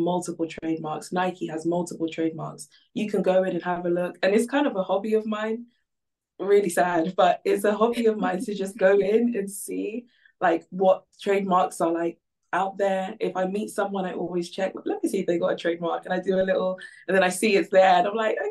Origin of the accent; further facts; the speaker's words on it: Ghana; now in United Kingdom; So originally I'm from Ghana.